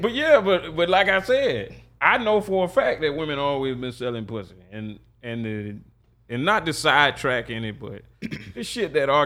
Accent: Jacksonville, Florida, United States; I grew up in Sherwood

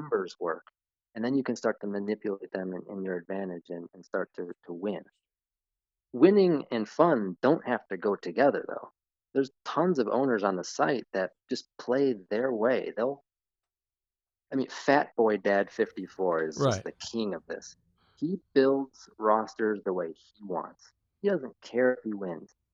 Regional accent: Chicago, Illinois, United States; moved away as an adult; now in Florida, United States; I grew up 35 years in Chicago in the suburbs

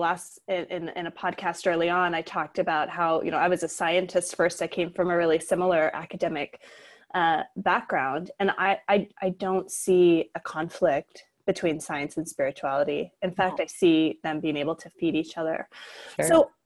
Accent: Utah, United States; And I grew up in Utah as a non-Mormon.

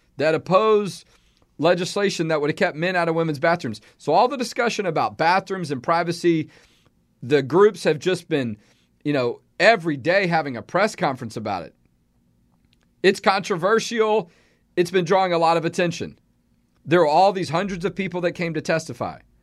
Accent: Houston, Texas, United States; moved away as an adult; now in Central Texas, United States; growing up in Houston myself

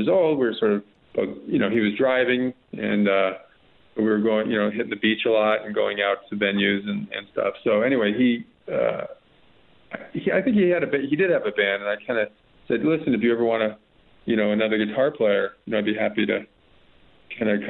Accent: Los Angeles, California, United States; I'm from Los Angeles, the Hollywood Hills

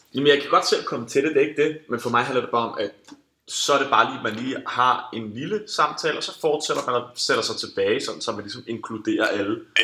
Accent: Denmark; vi som danskere

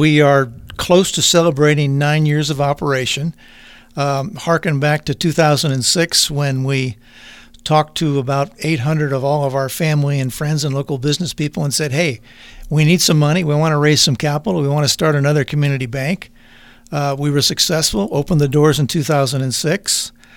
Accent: Napa Valley, California, United States; fortunate to, to be raised in the Napa Valley

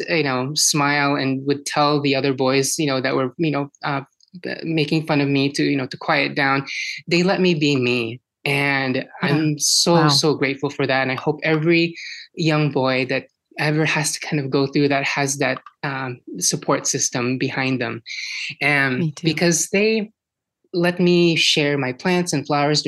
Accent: Philippines; now in Washington, United States; born and raised in the Philippines and coming to the US

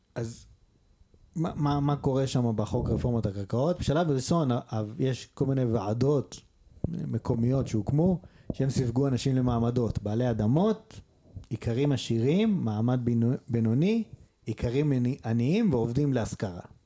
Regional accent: Israel; אנחנו גדלנו בפריפריה

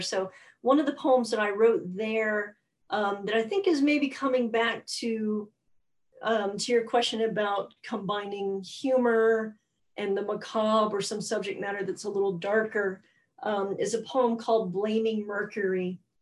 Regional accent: Alabama, United States; now in New York, United States; I grew up in Alabama

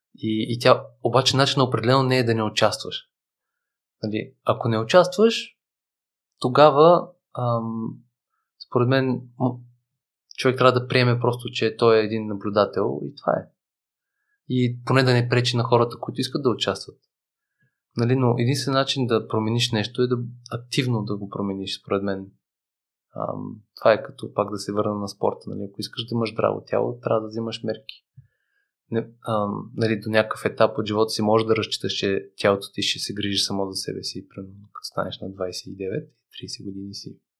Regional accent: Bulgaria; ние сме българи, аз съм живял в чужбина

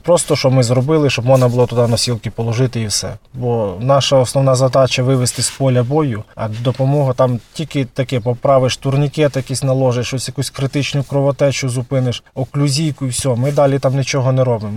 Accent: Tsuman, Volyn Oblast, Ukraine; я сам з СМТ Цумань

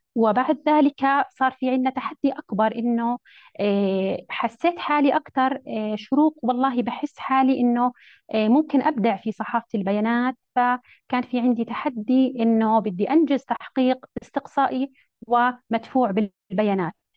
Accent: Jordan; عندنا في الأردن

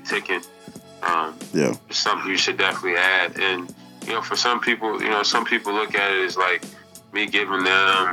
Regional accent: Kelford, North Carolina, United States; growing up in Kelford, going to a mid-major school, going to a high school that no one ever heard

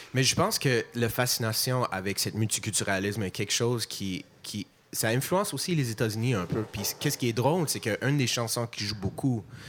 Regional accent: Montreal, Quebec, Canada; accent: anglophone; first language English; French is a second language; parce que je suis montréalais, je suis anglophone, évidemment, je t'entends ça dans mon accent.

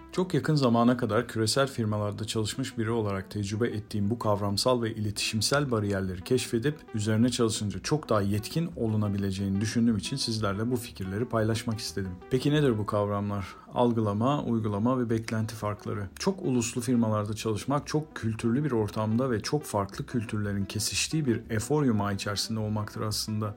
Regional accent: Turkey; Bir Türk olarak

